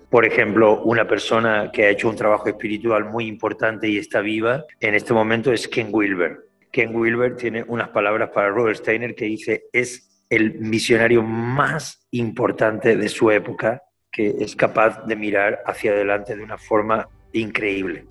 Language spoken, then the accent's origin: Spanish; Málaga, Andalusia, Spain; como buen malagueño, como buen andaluz